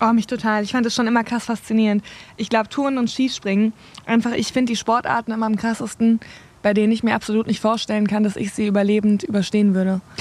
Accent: Southern Germany, Germany; now in North Rhine-Westphalia, Germany; bei uns, ich komme ja aus dem Süden

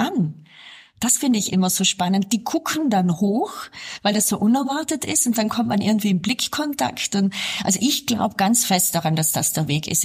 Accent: South Tyrol, Trentino-Alto Adige, Italy; ich bin ja hier in Südtirol aufgewachsen

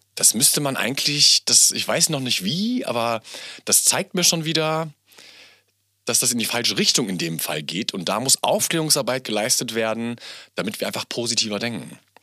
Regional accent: Bielefeld, North Rhine-Westphalia, Germany; now in Berlin, Germany; Mein Papa kommt ähm, gebürtig aus Pakistan, bin natürlich in Bielefeld groß geworden

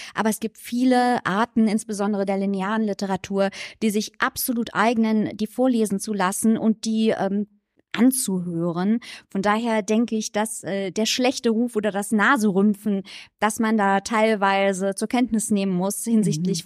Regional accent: Saarland, Germany; als Saarländerin

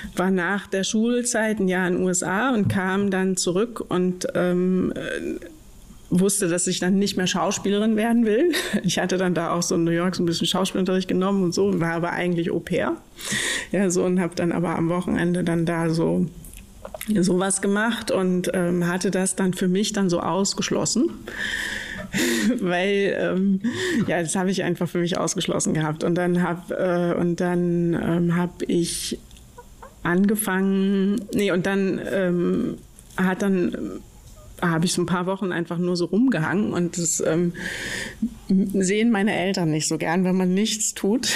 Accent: Mecklenburg-Vorpommern, Germany; now in Berlin, Germany; ich komme aus Mecklenburg

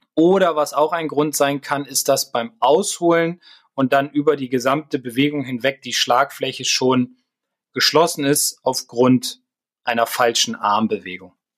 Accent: Bremen, Germany; als Bremer, als Werder-Fan

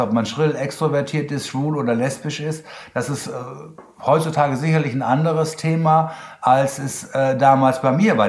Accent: Germany; accent: German; mein deutscher Akzent

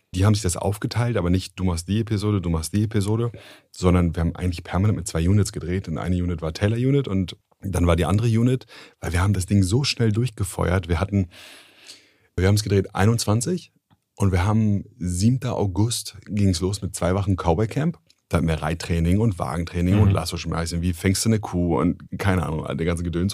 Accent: Germany; wenn man als Deutscher ins Ausland kommt

